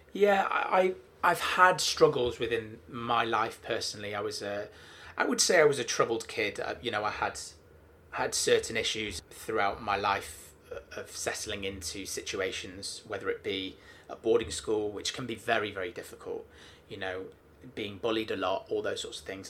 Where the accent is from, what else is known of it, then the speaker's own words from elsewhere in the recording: Manchester, North West England, United Kingdom; I'm from Manchester